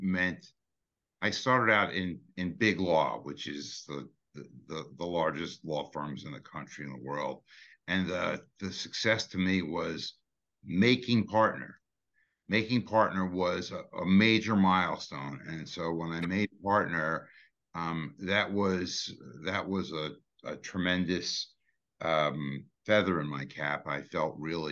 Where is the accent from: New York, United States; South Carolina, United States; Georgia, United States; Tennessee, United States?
New York, United States; New York City; I grew up in Brooklyn.